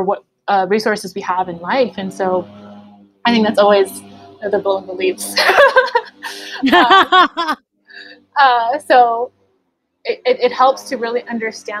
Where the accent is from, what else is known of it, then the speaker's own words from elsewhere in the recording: United States; I taught in the same district that I grew up in Pittsburgh Unified School District